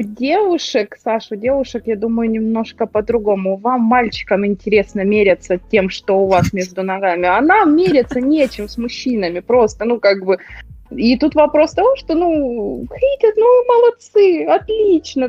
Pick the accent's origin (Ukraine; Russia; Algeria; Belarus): Ukraine; я украинка